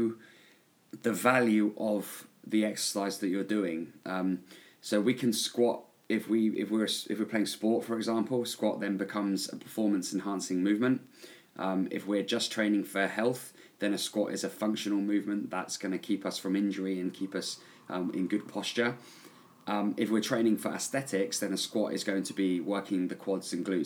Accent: England, United Kingdom; also born or lived in New Zealand; I own a gym here in my hometown in England

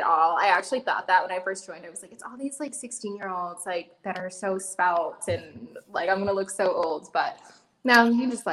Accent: New England, United States; moved away; also born or lived in South Carolina; I grew up in New England

